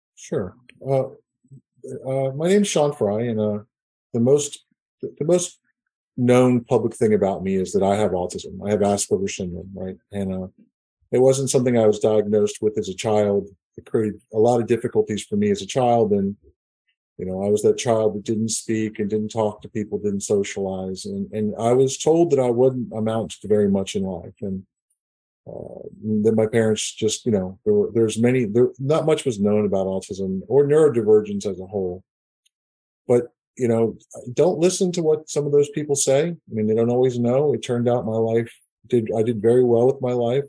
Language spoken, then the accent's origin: English; Northeast, United States; now in Houston, United States; I grew up in the Northeast, and things are very traditional